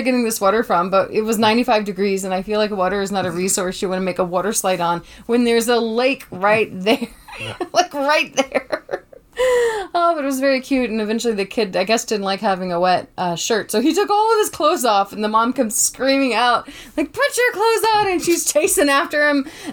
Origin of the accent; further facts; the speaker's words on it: Tybee Island, Georgia, United States; moved away; I'm from Tybee Island, Georgia